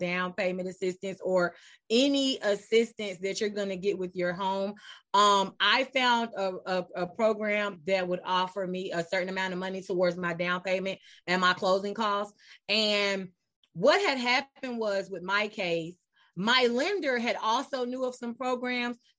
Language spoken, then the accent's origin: English; Charlotte, North Carolina, United States; I was born and raised in Charlotte